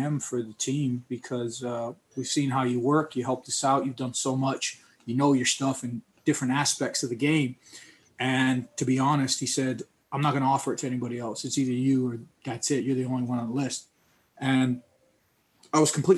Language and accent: English; Texas, United States; moved away as an adult; now in England, United Kingdom; I'm from Texas